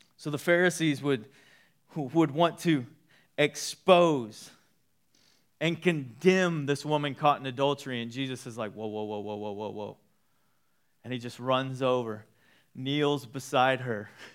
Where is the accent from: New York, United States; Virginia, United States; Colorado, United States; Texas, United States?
Texas, United States; Waco; I grew up in Waco for years of my life.